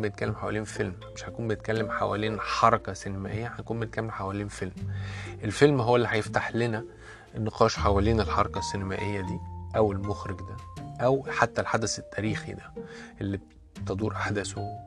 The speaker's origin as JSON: {"language": "Arabic", "country": "Egypt", "tie": "born or raised there", "accent": "Egyptian", "said": "انا اتولدت وعشت معظم حياتي في مصر"}